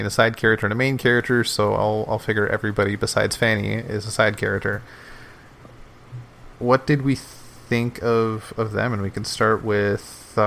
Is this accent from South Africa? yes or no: no; Canada; My family is Scottish, so I grew up living in Canada